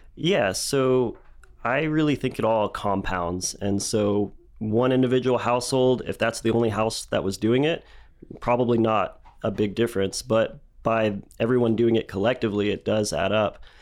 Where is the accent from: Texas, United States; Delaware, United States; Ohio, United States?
Texas, United States; Dallas; moved away as an adult; now in Lubbock, United States; I grew up in Dallas